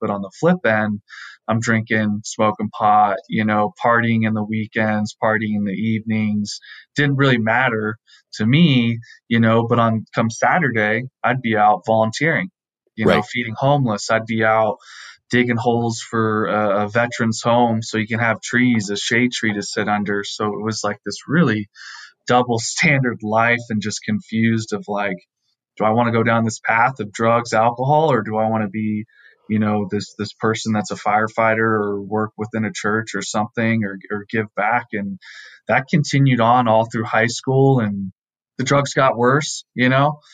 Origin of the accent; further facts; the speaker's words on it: Southern California, United States; I grew up in Southern California.